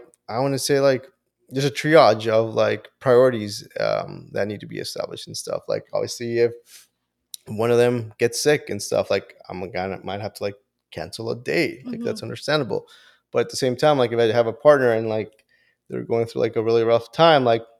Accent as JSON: {"language": "English", "country": "Honduras", "moved": "yes", "said": "Originally from Honduras"}